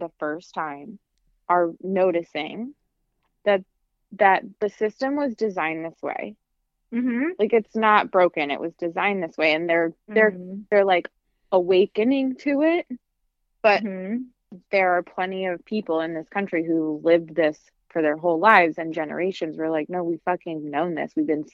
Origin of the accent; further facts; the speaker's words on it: Midwest, United States; moved away; also born or lived in Washington, D.C.; I'm from the Midwest too